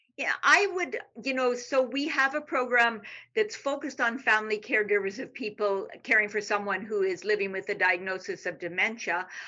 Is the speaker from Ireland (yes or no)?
no; Canada; moved away as an adult; now in Texas, United States; I'm Canadian